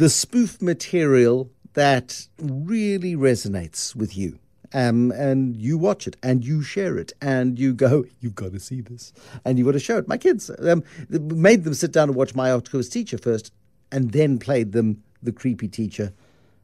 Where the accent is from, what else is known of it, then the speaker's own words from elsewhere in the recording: South Africa; a South African creator of stuff that is quite specific